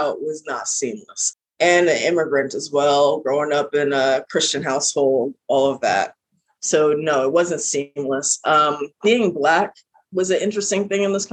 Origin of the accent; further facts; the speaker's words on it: New York, United States; accent: heavy New York; I have a very heavy New York accent.